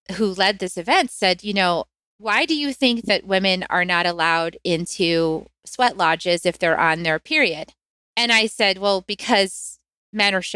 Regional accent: United States; I grew up in the United States

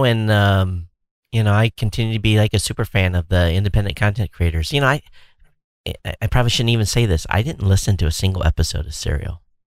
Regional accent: Michigan, United States; moved away; I grew up in Michigan, so, you know, I'm used to, you know, the cold weather.

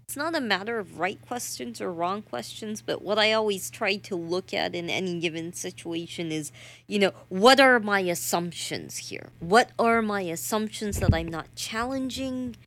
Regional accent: the South, United States; I'm from the South

